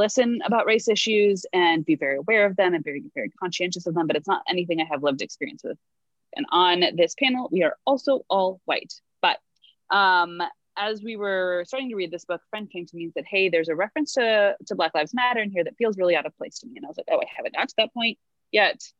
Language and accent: English; United States; we Americans have to pay out the wazoo